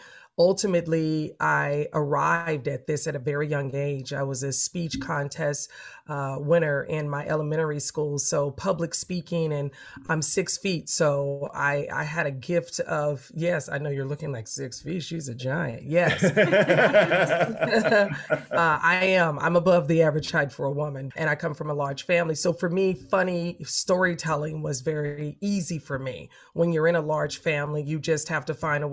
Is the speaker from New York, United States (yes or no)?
no; Los Angeles, California, United States; I'm from a big family. I'm from South Central